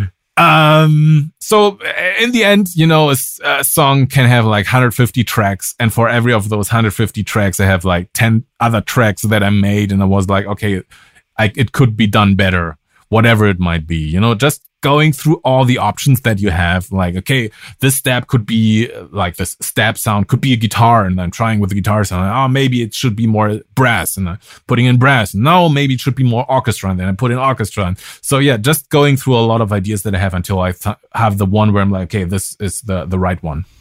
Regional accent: Germany; English is a second language; moved away as an adult; also born or lived in Berlin / United States; I'm from Germany

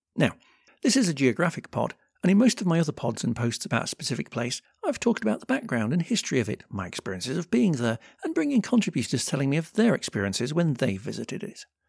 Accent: United Kingdom; as a Brit

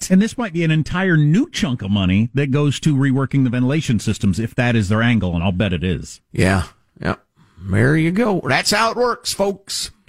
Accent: Illinois, United States; also born or lived in New Jersey; I grew up in Illinois.

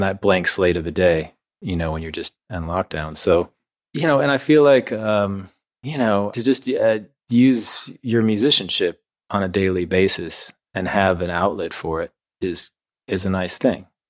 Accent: Midwest, United States; moved away; also born or lived in New York; growing up in the Midwest

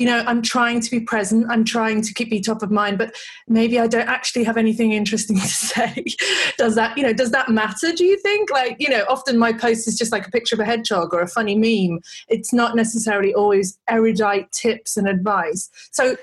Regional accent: United Kingdom; now in Australia; I'm British

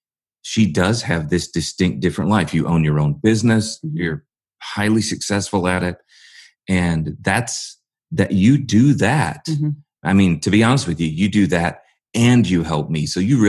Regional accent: St. Louis, Missouri, United States; moved away; I'm from the St. Louis area

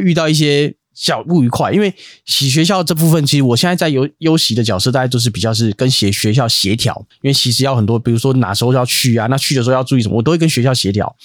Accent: Taipei, Taiwan; 我小时候住在那个东园街，就台北市东园街那里

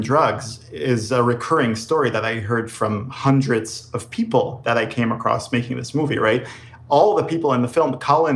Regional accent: Israel; also born or lived in New York / Los Angeles; now in United States; growing up in Israel

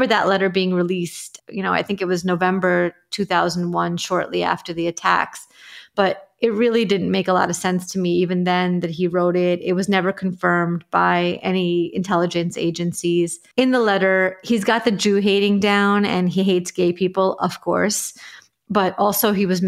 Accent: New York, United States; I grew up in Ditmas Park

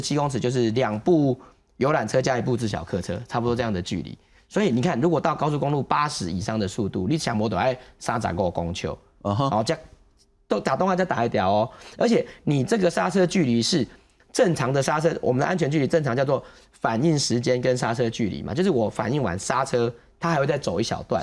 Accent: Taiwan; 我们台湾人

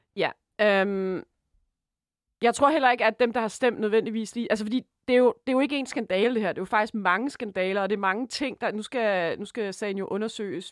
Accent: Denmark; vi som danskere

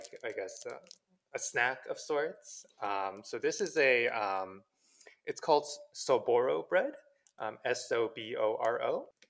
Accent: New Jersey, United States; also born or lived in South Korea; So I was born in Korea. I moved here when I was 6 years old. But I used to go back every 1 or 2 years in my childhood. So and the area I live in, New Jersey, right now is one of the most densely populated areas for Koreans in America.

